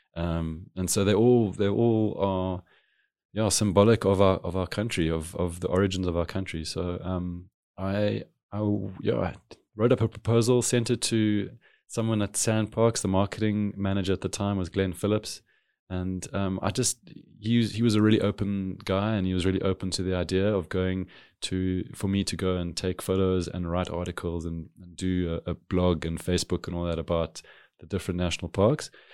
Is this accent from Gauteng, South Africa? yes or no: no; Cape Town, Western Cape, South Africa; being a city kid, growing up in a city of Cape Town